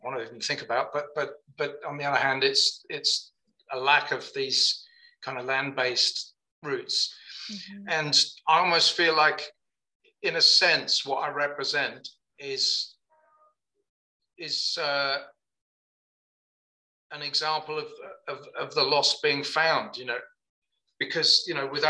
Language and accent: English; Birmingham, West Midlands, United Kingdom; born there; I don't come from anywhere. I was born in Birmingham, but my parents weren't from there.